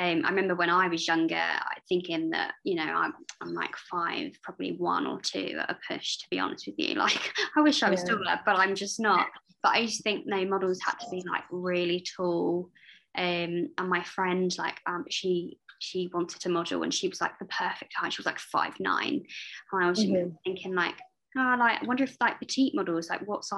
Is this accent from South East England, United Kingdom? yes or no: yes; Kent, South East England, United Kingdom; I'm at uni, but I'm from Kent originally.